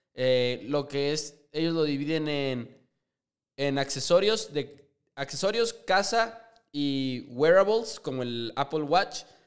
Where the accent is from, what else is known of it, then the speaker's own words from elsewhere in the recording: Chihuahua, Mexico; JP y yo somos de Chihuahua, Chihuahua, orgullosamente